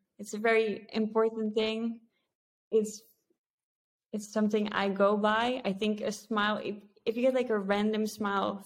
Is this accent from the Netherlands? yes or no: yes; Netherlands; I was born in the Netherlands, very safe